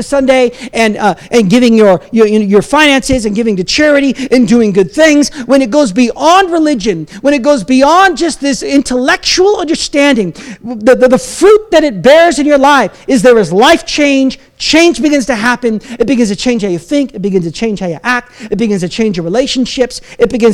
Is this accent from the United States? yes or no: yes; United States; now in Canada; as an American